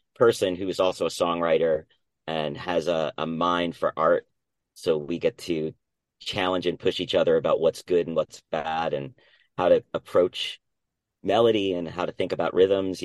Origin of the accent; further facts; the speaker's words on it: New Jersey, United States; I was born and raised in New Jersey